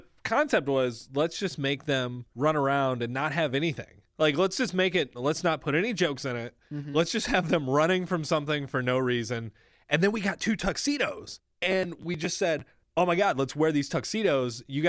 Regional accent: Midwest, United States; I'm from the Midwest, too.

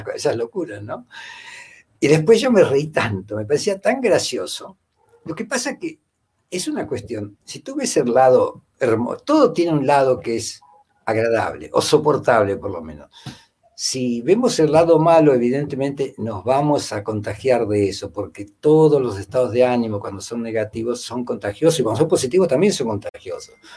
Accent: Rosario, Santa Fe, Argentina; moved away as an adult; also born or lived in Spain / Italy / France; now in Peru; nací en Rosario, viví en Rosario muchos años, 30 años por lo menos.

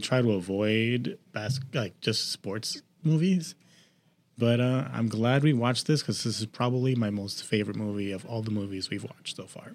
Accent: Boston, Massachusetts, United States; I am from Boston

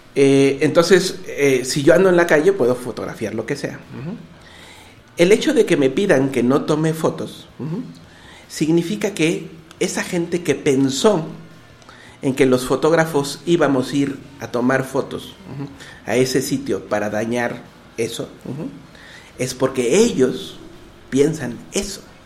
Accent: Mexico; mí como mexicano

